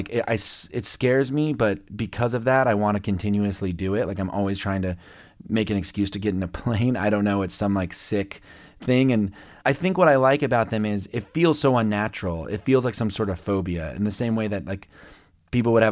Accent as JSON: {"language": "English", "town": "Lubbock", "region": "Texas", "country": "United States", "tie": "born there", "said": "I was born in Lubbock, Texas, and … is from there, and he died in a plane crash."}